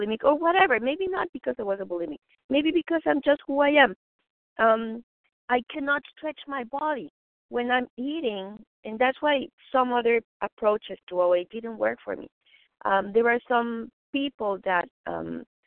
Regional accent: Mexico City, Mexico; moved away; I was raised vegetarian in Mexico City

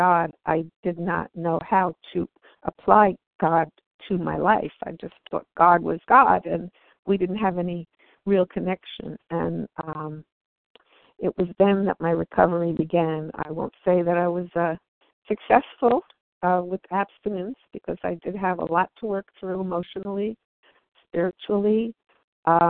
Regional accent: New Jersey, United States; I'm from New Jersey

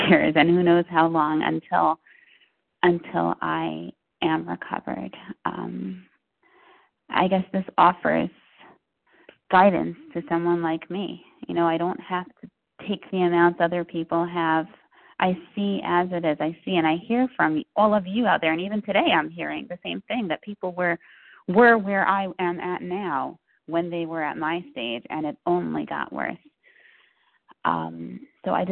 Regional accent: New Jersey, United States; I'm from New Jersey

